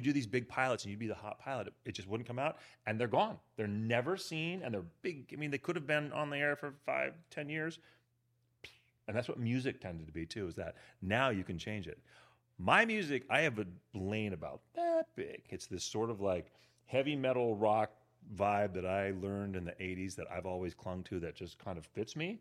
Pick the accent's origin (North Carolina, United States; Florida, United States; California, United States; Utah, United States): California, United States; Berkeley; moved away as an adult; also born or lived in Europe; now in Los Angeles, United States; grew up in Berkeley, went to Cal